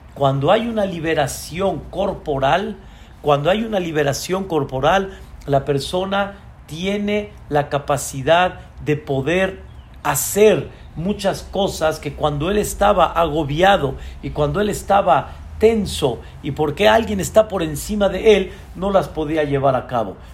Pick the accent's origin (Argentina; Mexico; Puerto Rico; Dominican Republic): Mexico; Así como nosotros somos mexicanos